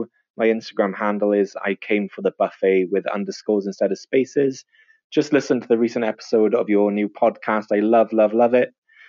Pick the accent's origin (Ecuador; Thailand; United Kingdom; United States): United Kingdom; Swansea, Wales; I'm from Wales, a town called Swansea in the UK.